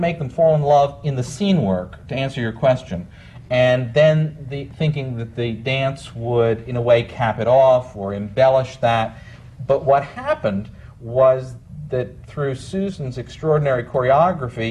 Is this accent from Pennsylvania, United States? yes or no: yes; York, Pennsylvania, United States; moved away; I come from, well, originally York, Pennsylvania, in the Amish Dutch country